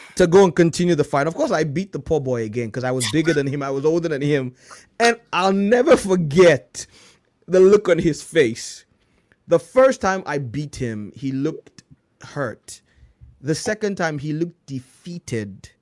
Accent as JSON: {"language": "English", "region": "Lagos", "country": "Nigeria", "tie": "born or raised there", "second_language": "English", "moved": "yes", "said": "I grew up in Nigeria in Lagos"}